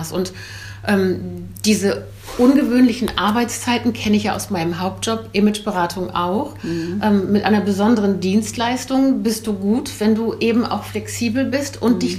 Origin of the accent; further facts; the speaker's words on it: Belgium; born there; Ich bin gebürtige Belgierin, 59 Jahre alt